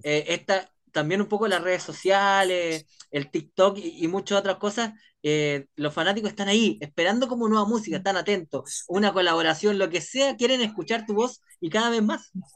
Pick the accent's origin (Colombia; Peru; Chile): Chile; así somos los chilenos